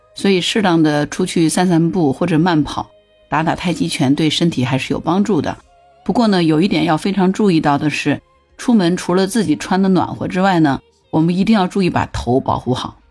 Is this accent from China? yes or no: yes; southern China, China; 不过我是在南方长大的